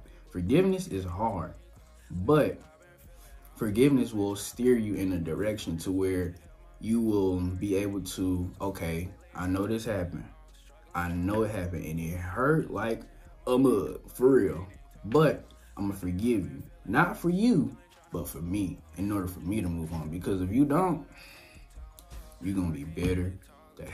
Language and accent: English; Shreveport, Louisiana, United States; moved away; came from Shreveport, was born and raised Shreveport, Southern boy.